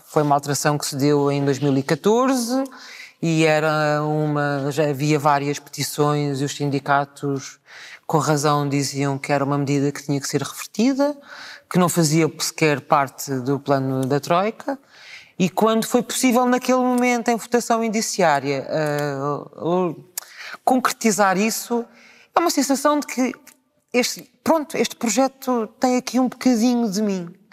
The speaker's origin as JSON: {"language": "Portuguese", "region": "Lisbon", "country": "Portugal", "tie": "born or raised there", "said": "do bairro onde eu nasci, na Graça, em São Vicente"}